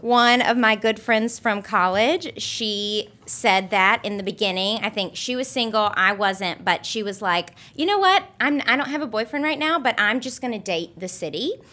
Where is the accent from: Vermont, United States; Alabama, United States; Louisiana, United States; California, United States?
Alabama, United States; moved away as an adult; also born or lived in Memphis, Tennessee; now in New York City, United States; I grew up in Alabama. I was born in Memphis